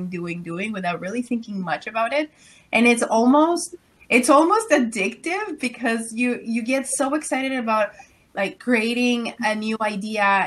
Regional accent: Mexico; moved away as an adult; now in Ottawa, Canada; Well, I'm originally from Mexico. So I came to Canada when I was 18 years old in a U-Haul truck.

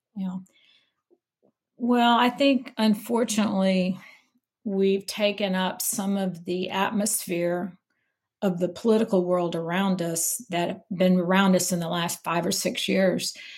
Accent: Missouri, United States; moved away as an adult; also born or lived in Denver, Colorado; now in Mobile, United States; I grew up in Missouri

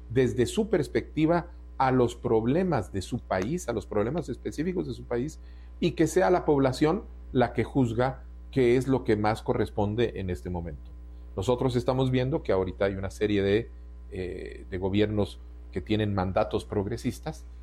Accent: Uruguay; born there; yo nací en el Uruguay eh, durante el exilio de mis padres

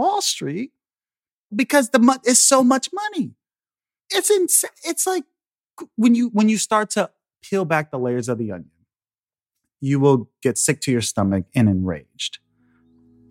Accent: Chicago, Illinois, United States; I'm from Chicago, I'm the son of a public school teacher. I went through public schools all the way through college.

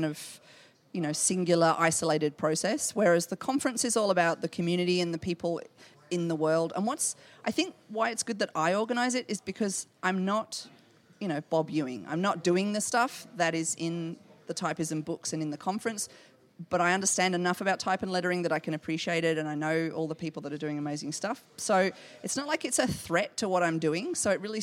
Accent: Australia; Okay, I'm Australian

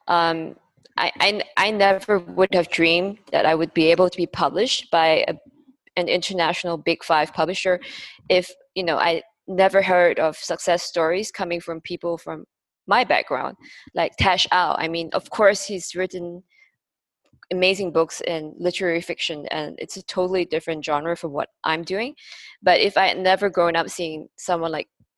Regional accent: Malaysia; moved away as an adult; also born or lived in Singapore; a Malaysian Chinese who was based in Singapore

